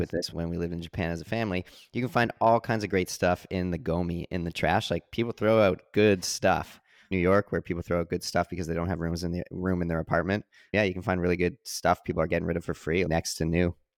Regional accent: Canada; growing up in Canada

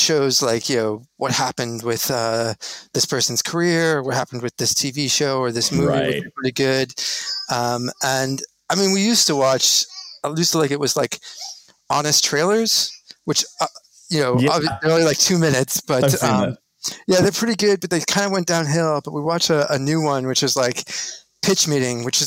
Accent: Albuquerque, New Mexico, United States; born or raised there; moved away as an adult

